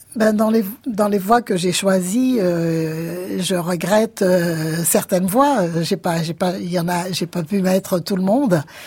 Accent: Guadeloupe; je viens de la Guadeloupe

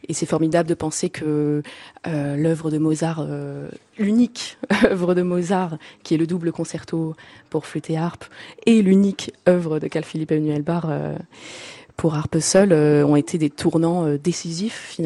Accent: Marseille, Provence-Alpes-Côte d'Azur, France; En fait, pas du tout, mais j'ai eu sans doute la chance et le hasard de grandir en face d'un conservatoire

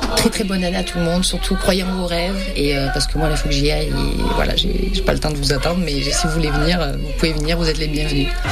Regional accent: the South, south of France, France; accent: accent du Sud; also born or lived in New Zealand; avec mon accent du Sud

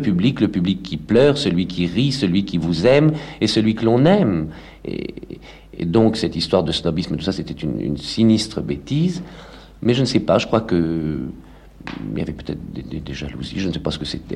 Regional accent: Villemomble, Île-de-France, France; also born or lived in Paris; J'ai passé toute mon enfance à Villemomble

